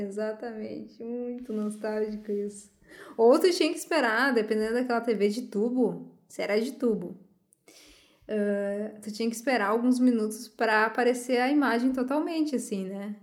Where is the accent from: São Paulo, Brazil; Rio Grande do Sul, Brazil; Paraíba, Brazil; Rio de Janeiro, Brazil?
Rio Grande do Sul, Brazil; Santo Ângelo; sou de Santo Ângelo